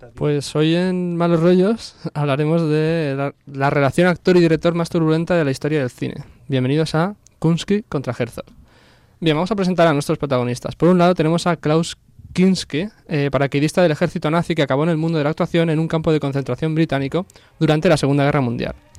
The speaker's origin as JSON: {"language": "Spanish", "region": "Catalonia", "country": "Spain", "said": "yo soy catalán"}